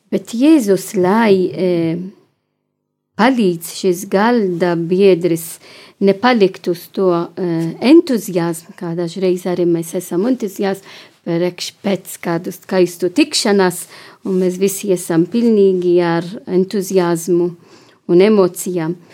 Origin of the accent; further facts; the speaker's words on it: Malta; now in Latvia; Es esmu no Maltas